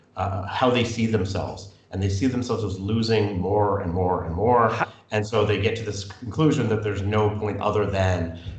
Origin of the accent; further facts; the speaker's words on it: Canada; But my issue with that as a Canadian is